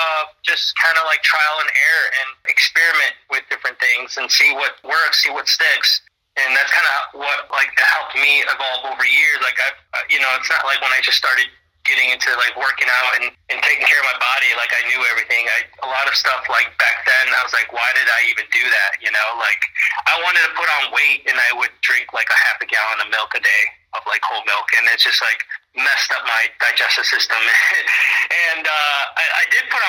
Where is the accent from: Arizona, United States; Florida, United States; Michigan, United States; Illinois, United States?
Illinois, United States; Mendota; both in Mendota, Illinois. So that's where my hometown is. And yeah, that's where I grew up